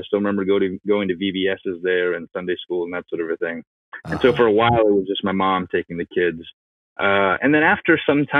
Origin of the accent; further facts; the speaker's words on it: Illinois, United States; born there; So I was born on the University of Illinois campus.